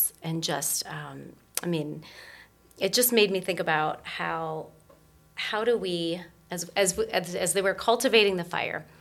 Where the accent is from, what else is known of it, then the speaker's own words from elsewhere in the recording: Lorain, Ohio, United States; my hometown, which is Lorain, Ohio